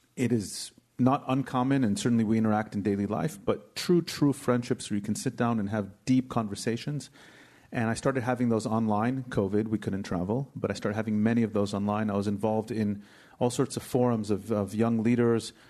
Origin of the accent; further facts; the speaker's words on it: United States; now in Israel; growing up in the States